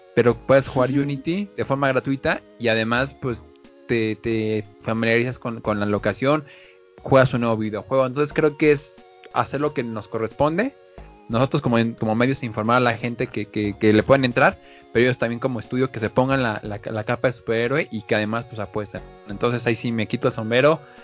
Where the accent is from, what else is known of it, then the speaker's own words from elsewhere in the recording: Mexico; como mexicanos